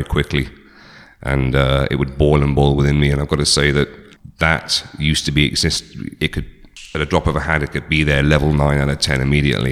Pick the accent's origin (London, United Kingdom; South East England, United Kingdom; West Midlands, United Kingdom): South East England, United Kingdom; just outside Oxford; moved away; I grew up in just outside Oxford in England, born in 1971.